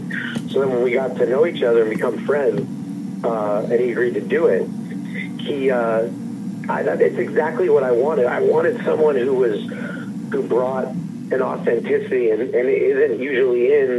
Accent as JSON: {"language": "English", "town": "Los Angeles", "region": "California", "country": "United States", "tie": "born or raised there", "said": "I grew up in Los Angeles"}